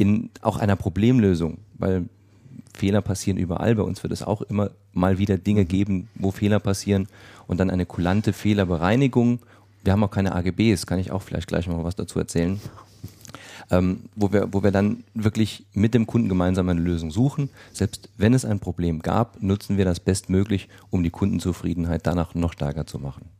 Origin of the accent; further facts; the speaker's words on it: Saarland, Germany; ich komme aus dem Saarland